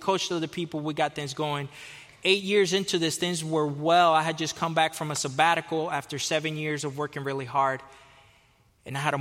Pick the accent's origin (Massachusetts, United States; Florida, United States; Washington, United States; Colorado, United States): Florida, United States; Fort Lauderdale; moved away as an adult; also born or lived in Costa Rica / California; I was born in Costa Rica. I was raised in Fort Lauderdale, Florida.